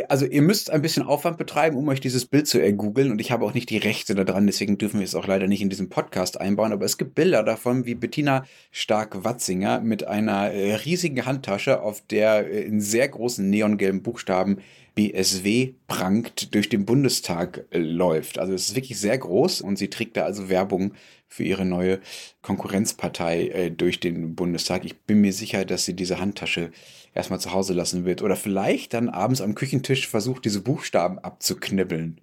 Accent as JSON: {"language": "German", "country": "Germany", "said": "als Deutscher"}